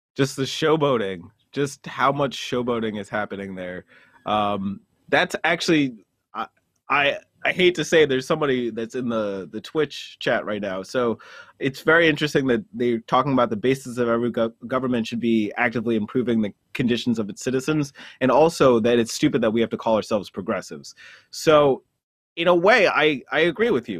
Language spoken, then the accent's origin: English; United States; also born or lived in New Jersey; I'm a firstborn Jamaican from, who was raised in New York and New Jersey.